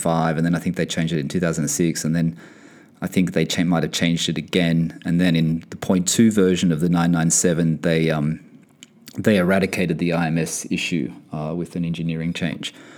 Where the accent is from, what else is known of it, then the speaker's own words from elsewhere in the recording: Australia; moved away as an adult; now in Bahrain; I'm from Australia and, and I'm currently based in Bahrain for work